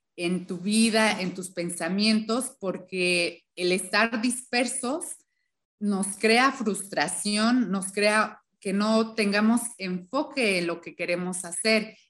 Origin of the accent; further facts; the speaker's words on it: Hidalgo, Mexico; moved away as an adult; also born or lived in Mexico City; del lugar donde crecí, que es un estado, se llama el estado de Hidalgo, vivía en una comunidad chiquita